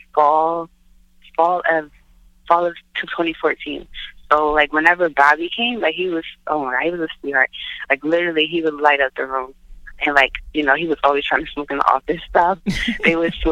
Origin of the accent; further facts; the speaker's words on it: Philadelphia, Pennsylvania, United States; moved away as an adult; now in New York, United States; I went to school at Community College in Philadelphia, which is where I'm born and raised